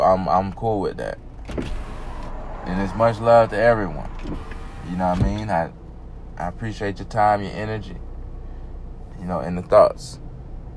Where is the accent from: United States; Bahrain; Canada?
United States; the South, Georgia; I'm from the South, as you can probably tell. I'm from the South. I'm down here in Georgia